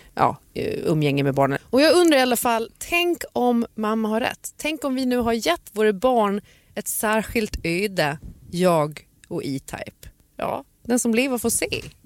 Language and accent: Swedish; Gotland, Sweden; min barndom på Gotland